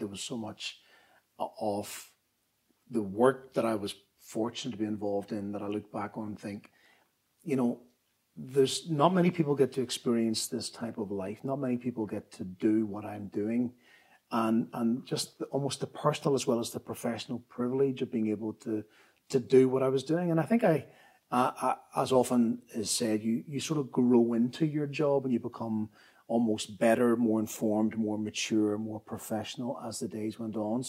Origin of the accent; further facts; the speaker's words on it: Belfast, Northern Ireland, United Kingdom; I grew up in Belfast in the 1960s and 1970s